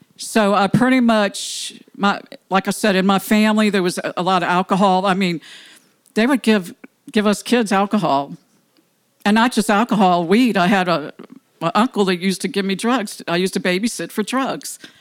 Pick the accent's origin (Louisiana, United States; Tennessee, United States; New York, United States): Louisiana, United States; New Orleans; I'm from New Orleans, well, West Bank, I consider New Orleans.